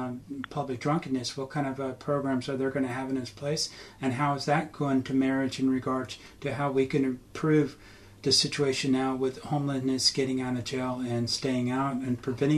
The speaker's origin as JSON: {"language": "English", "country": "United States", "tie": "born or raised there", "moved": "yes", "lives_now": "Australia", "said": "I grew up in America"}